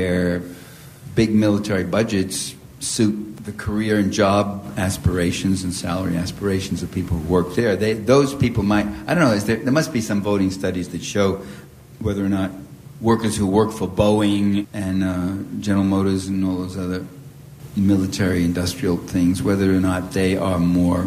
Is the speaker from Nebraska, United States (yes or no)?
no; New York City, New York, United States; accent: New York; I was born and raised in East Harlem, Italian Harlem, it was called. It was a very tough neighborhood in New York City. You probably could hear a little, just the slightest touch of New York in my accent